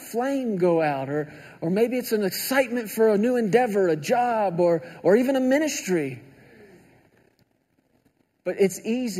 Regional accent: Texas, United States; I grew up in Texas

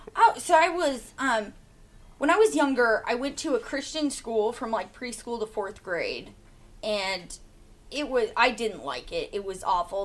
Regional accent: Soldotna, Alaska, United States; I'm from here. I grew. I've lived here my whole life. I'm 22 years old. Yeah, and I grew up here in Soldotna, Alaska.

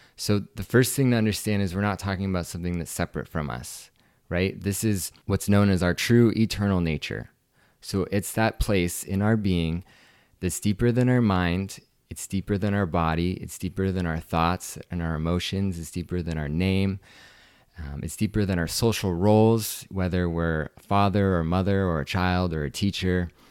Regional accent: Washington, United States; moved away as an adult; also born or lived in Seattle, Washington / Maui, Hawaii; I grew up in Washington State

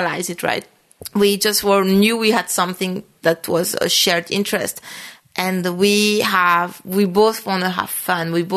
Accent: France; now in New York, United States; I grew up in France

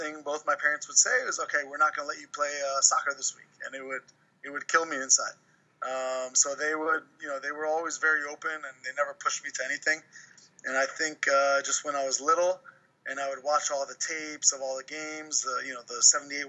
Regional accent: New Jersey, United States; moved away as an adult; also born or lived in Virginia; I grew up in New Jersey. I went to high school in New Jersey.

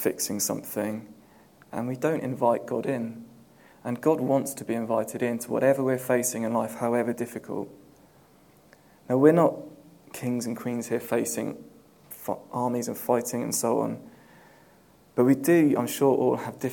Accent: Southampton, South East England, United Kingdom; now in London, United Kingdom; when I was growing up in Southampton

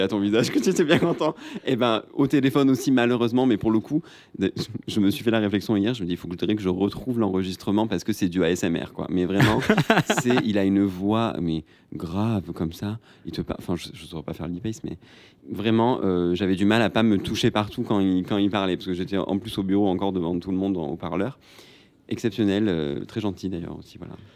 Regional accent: Marseille, Provence-Alpes-Côte d'Azur, France; je viens de Marseille

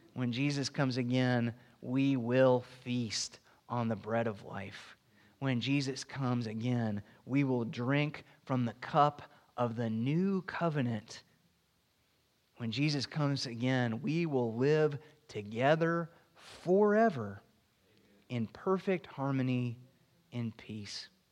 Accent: Florida, United States

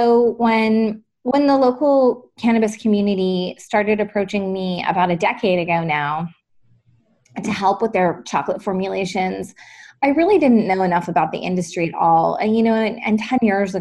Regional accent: British Columbia, Canada; I grew up in British Columbia, actually.

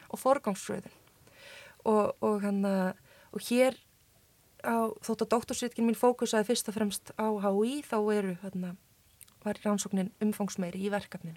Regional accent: Iceland; also born or lived in Chile; kem frá Íslandi

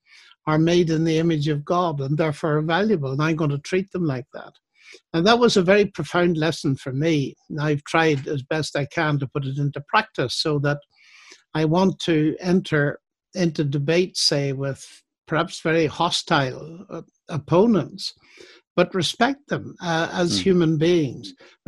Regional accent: Northern Ireland, United Kingdom; Well, when I was a teenager, the so-called troubles, the sectarian tension was mounting.

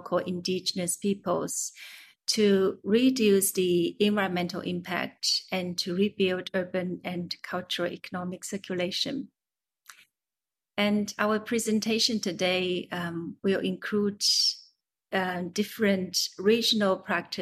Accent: Beijing, China; I am an architect from Beijing, China.

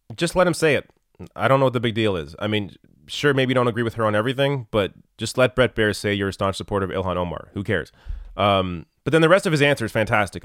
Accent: Canada; I'm Canadian

